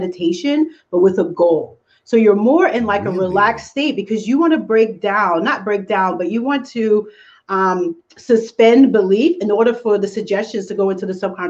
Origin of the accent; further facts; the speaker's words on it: New York, United States; I'm from New York like you guys. So everything is really, really fast